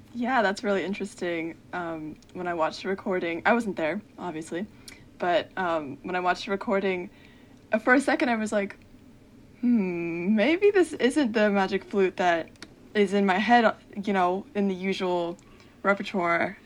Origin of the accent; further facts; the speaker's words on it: Central New Jersey, United States; I'm from Central New Jersey